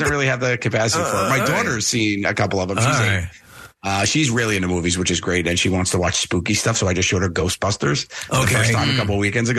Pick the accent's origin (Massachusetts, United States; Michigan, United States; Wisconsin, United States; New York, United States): New York, United States; New York City; my crazy Italian mother growing up in Staten Island with her